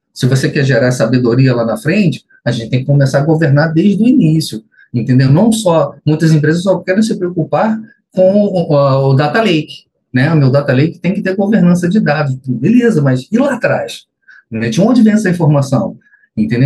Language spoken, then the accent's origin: Portuguese; Niterói, Rio de Janeiro, Brazil; sou aqui de Niterói, Rio de Janeiro